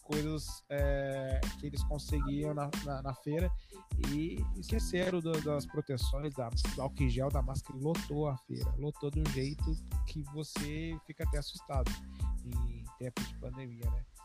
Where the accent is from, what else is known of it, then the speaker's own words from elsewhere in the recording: interior of São Paulo state, Brazil; sou do interior do, do estado de São Paulo, sou do Paraíba.